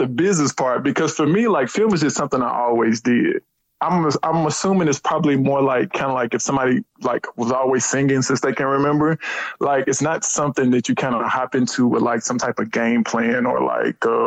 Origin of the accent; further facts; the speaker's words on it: Huntsville, Alabama, United States; I'm really originally from Huntsville, Alabama. I grew up in Huntsville.